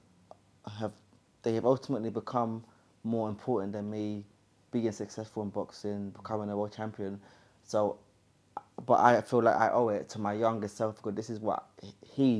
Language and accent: English; London, United Kingdom; I'm from Hackney, that grew up doing drugs and getting in gang violence